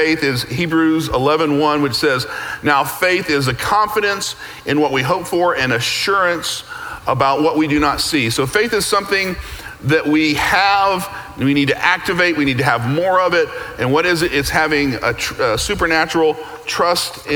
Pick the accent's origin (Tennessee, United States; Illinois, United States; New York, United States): Tennessee, United States; moved away as an adult; now in Texas, United States; So I grew up in Tennessee, pretty much a very monocultural existence.